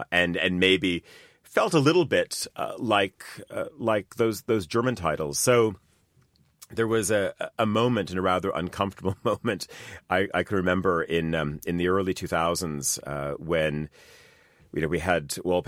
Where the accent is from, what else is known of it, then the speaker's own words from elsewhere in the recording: Canada; I grew up in Canada. My mom's side of the family is Estonian